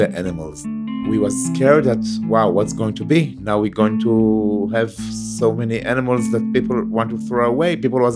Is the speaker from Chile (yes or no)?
no; Beersheba, Southern District, Israel; I was born in Be'er Sheva, I grew up in Be'er Sheva